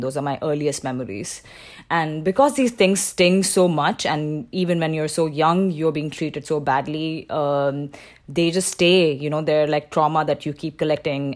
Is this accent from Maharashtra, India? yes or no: yes; Mumbai, Maharashtra, India; moved away as an adult; also born or lived in Shanghai, China; I was born and raised in Mumbai